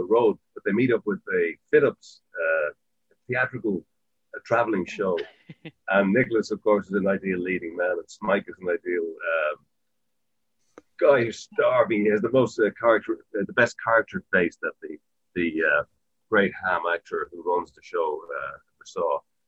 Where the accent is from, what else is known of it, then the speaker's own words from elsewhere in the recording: Dublin, County Dublin, Ireland; I had the weird experience of coming from a not impoverished family, but we certainly weren't wealthy.